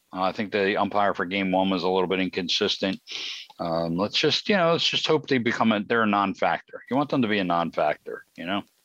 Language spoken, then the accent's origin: English; Philadelphia, Pennsylvania, United States; I was born and raised in South Philly.